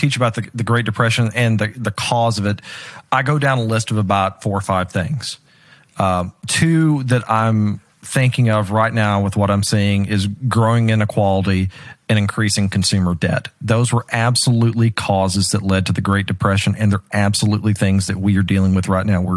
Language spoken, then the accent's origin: English; Dallas, Texas, United States; I'm from the DFW area